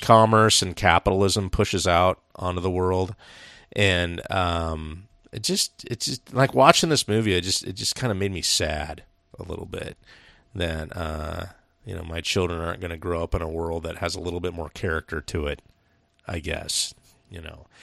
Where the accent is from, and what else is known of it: United States